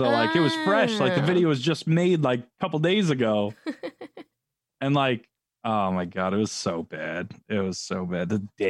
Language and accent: English; New York, United States; also born or lived in California; Could be just the New York thing. But I was born in California.